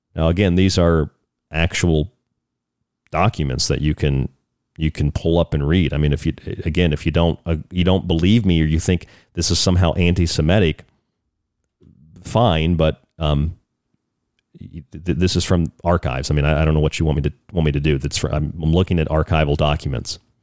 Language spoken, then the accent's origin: English; United States; I'm an American. I'm happy where I am in America